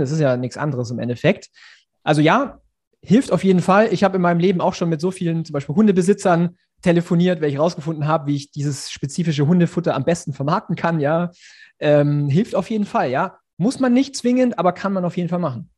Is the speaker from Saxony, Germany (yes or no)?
no; Ulm, Baden-Württemberg, Germany; moved away as an adult; also born or lived in Munich; ich komme eigentlich nach Ulm, dann bin ich aus Mün nach München gezogen